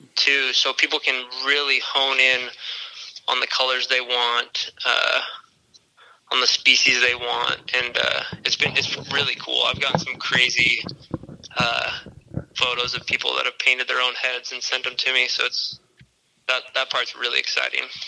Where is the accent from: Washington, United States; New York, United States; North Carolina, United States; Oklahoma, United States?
Washington, United States; Olympia; I grew up in Olympia